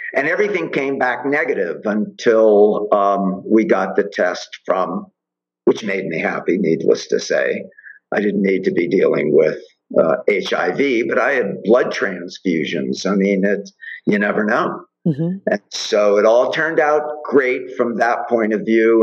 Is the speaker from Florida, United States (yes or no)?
yes; Miami, Florida, United States; born or raised there